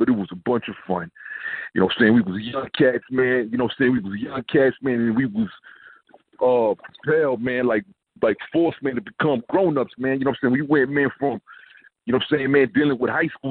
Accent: New York City, New York, United States; I'm from Brooklyn

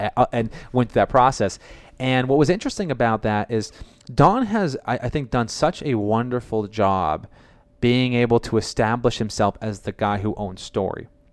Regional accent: Boston, Massachusetts, United States; I'm from Boston

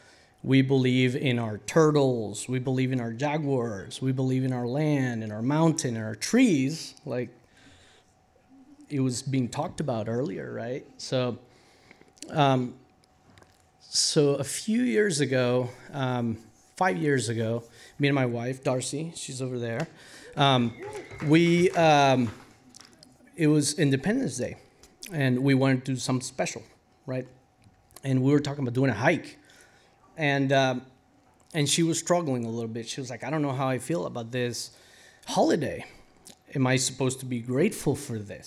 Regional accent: Costa Rica; moved away as an adult; now in United States; I was born and raised in Costa Rica.

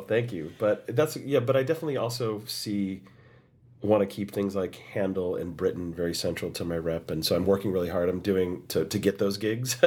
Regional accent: United States; I was the only American in that cast

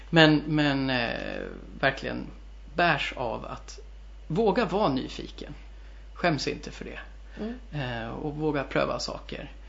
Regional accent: Värmdö, Stockholm County, Sweden; also born or lived in Germany; Jag är ju från Värmdö

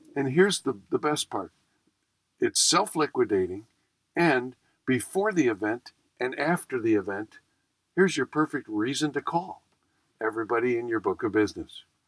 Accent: Buffalo, New York, United States; I grew up in Buffalo, and Buffalo's essentially the Midwest

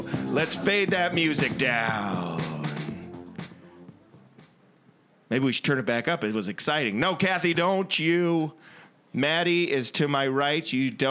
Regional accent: Minnesota, United States; I'm from Minnesota, and it's the land of 10,000 lakes.

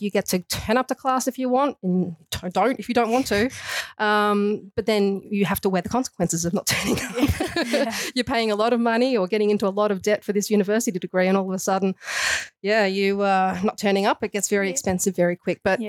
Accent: Australia; accent: Australian; moved away as an adult; also born or lived in San Francisco / Canada; I do have an Australian accent, so I'm putting that out there first. I was born in Australia, but I did move over to Canada um, in my later years.

